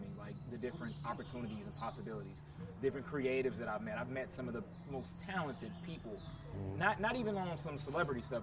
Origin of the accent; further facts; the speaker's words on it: Indianapolis, Indiana, United States; moved away as an adult; also born or lived in Thailand; now in Northridge, United States; I'm, I'm from Indianapolis, Indiana, born yeah. and raised, NapTown 317